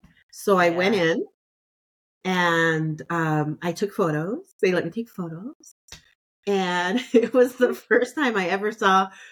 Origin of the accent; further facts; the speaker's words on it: California, United States; I'm a Californian.